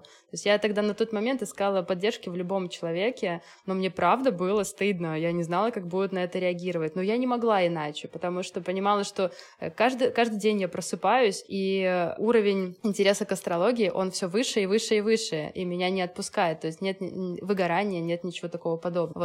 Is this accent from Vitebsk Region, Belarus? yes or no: no; Minsk, Belarus; moved away as an adult; also born or lived in Moscow; Раньше я работала в Минске. Я из Минска, из Беларуси.